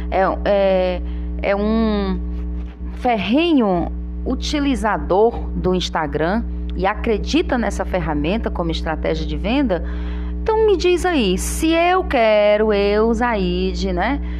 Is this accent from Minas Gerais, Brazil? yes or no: no; Tianguá, Ceará, Brazil; now in Parnaíba, Brazil; É, você é fortalezense e eu tianguaense.